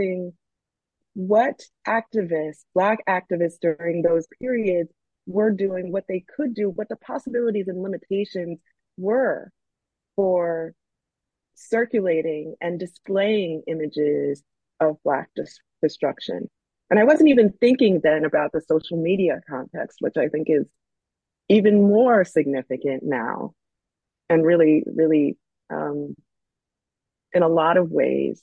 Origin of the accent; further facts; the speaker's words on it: New Jersey, United States; I'm from New Jersey, and I worked around there